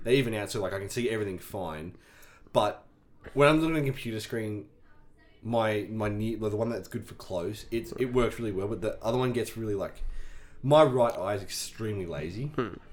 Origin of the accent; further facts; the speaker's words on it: Scone, New South Wales, Australia; we were in our Scone High School Year Twelve jerseys